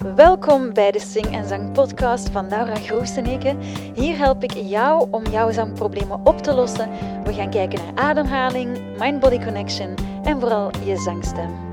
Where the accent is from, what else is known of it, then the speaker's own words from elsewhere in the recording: Leuven, Flanders, Belgium; ik ben van Leuven en bijvoorbeeld als ik tien jaar was, dan ging ik naar de lokale academie. En de academie hier in Leuven is enkel klassiek